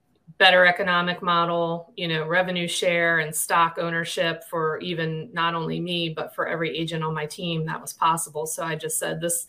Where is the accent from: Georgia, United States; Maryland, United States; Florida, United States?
Maryland, United States; moved away as an adult; also born or lived in Missouri; I'm from Maryland. I live in Harford County, Maryland, most of my life